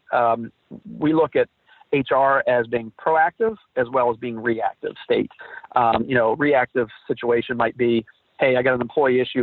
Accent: Philadelphia, West Virginia, United States; I was born and raised in West Virginia in a little town outside of Wheeling called Philadelphia, West Virginia

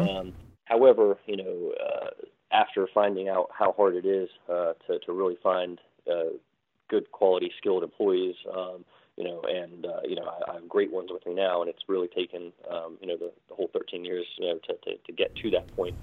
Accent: Morgantown, West Virginia, United States; born or raised there; also born or lived in London, England

